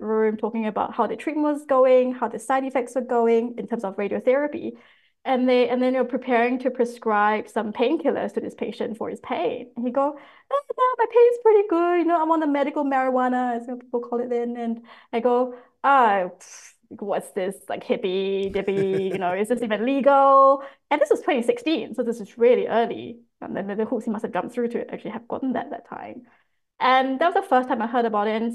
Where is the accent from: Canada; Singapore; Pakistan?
Singapore; now in Australia; growing up in Singapore